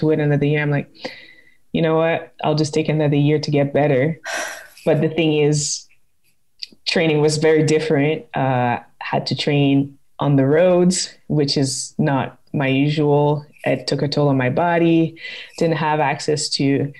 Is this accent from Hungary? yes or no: no; Quebec, Canada; I'm originally from Quebec and it's still my home province